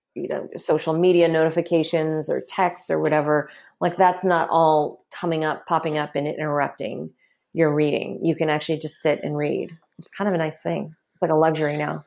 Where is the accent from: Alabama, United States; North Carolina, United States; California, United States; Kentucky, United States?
Kentucky, United States; you do not grow up mixed race in Kentucky